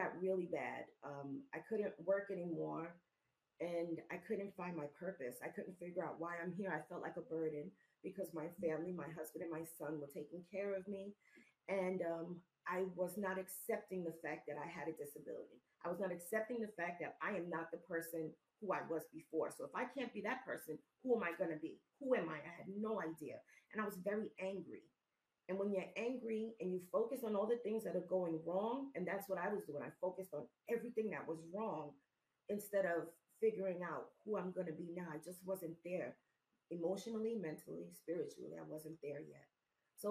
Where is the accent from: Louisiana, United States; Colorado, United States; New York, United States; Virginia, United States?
New York, United States; New York City; I'm from New York City. We're from the Bronx.